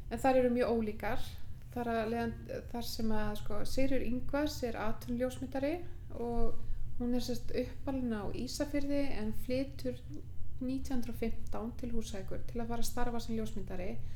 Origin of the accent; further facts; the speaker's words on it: Aðaldalur, Suður-Þingeyjarsýsla, Northeastern Region, Iceland; ég er sérst alin upp í Aðaldal, Suðuðingaðsíslu